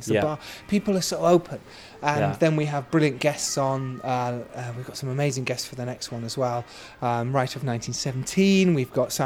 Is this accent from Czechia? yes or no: no; United Kingdom; I've actually had to talk myself out of not being too British